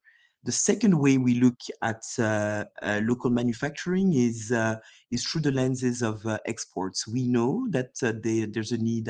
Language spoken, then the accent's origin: English; Gabon; also born or lived in Democratic Republic of the Congo; I'm originally from the Democratic Republic of Congo, from the DRC, but spent my childhood in Gabon, where my parents worked and live.